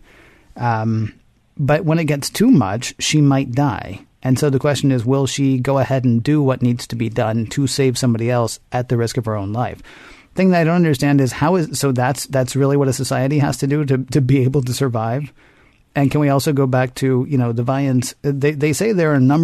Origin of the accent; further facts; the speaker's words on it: the South, United States; I'm from the South